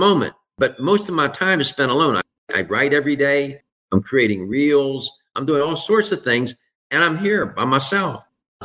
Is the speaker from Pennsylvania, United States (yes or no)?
yes; Pittsburgh, Pennsylvania, United States; I was raised in Pittsburgh